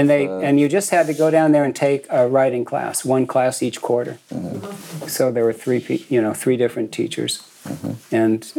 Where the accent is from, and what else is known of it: San Mateo Peninsula, California, United States; born or raised there; also born or lived in Boston, Massachusetts